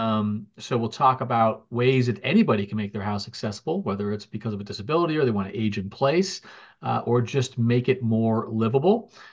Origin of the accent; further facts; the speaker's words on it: New Jersey, United States; moved away as an adult; now in Massachusetts, United States; I'm a New Jersey native, and I spent my childhood there